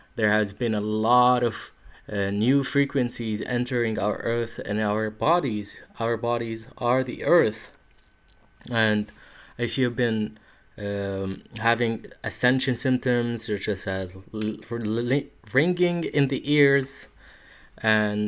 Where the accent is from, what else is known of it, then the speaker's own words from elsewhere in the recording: Sidon, South Governorate, Lebanon; English is a second language; moved away as an adult; in Sidon. It's a nice city, and that's where I spent most of my childhood and where I grew up.